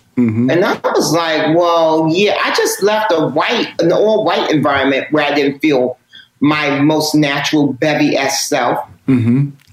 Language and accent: English; New York, United States; I'm born and raised in New York. So hip hop is my thing.